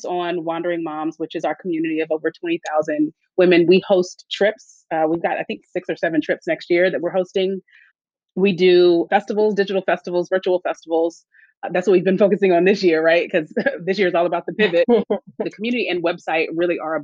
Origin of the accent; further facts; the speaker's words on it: Tallahassee, Florida, United States; I grew up in Tallahassee, Florida, which is neither a small town nor a big city